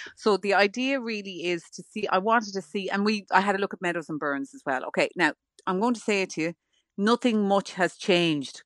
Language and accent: English; Ireland; I'm Irish